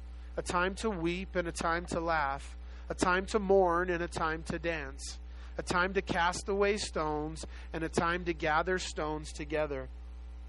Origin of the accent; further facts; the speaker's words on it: Los Angeles, California, United States; I was born and raised in South Central Los Angeles, just a little south of South Central Los Angeles